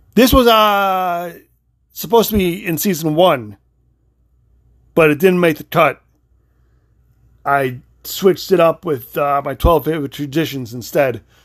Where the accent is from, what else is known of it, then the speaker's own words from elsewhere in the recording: Illinois, United States; moved away; also born or lived in Florida; I'm only originally from Illinois. I've only lived in Illinois and Florida.